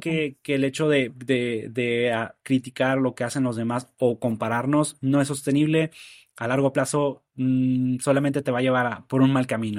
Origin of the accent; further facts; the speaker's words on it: Nuevo Laredo, Tamaulipas, Mexico; de mi ciudad natal, en Nuevo Laredo, soy de allá